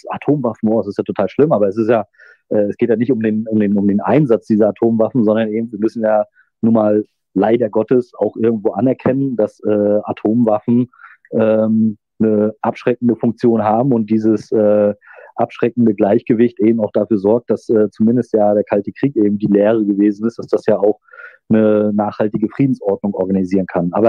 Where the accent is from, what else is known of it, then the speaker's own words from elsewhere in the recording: Rostock, Mecklenburg-Vorpommern, Germany; ich erinnere da nur so an meine, meine, meine Heimatstadt in Rostock